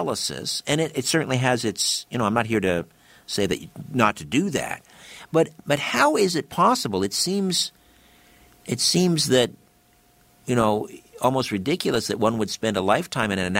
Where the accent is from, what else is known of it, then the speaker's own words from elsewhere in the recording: United Kingdom; I'm British, and that's my background